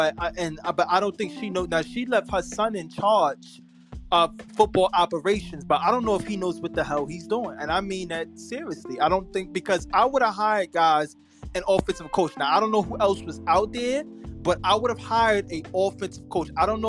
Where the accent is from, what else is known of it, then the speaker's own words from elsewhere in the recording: New York, United States; We're all from that area. I'm from New York.